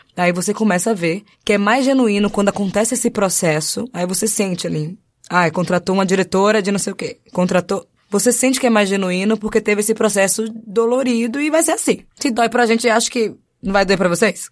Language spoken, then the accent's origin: Portuguese; Salvador, Bahia, Brazil; saí do Nordeste de Amaralina para outros lugares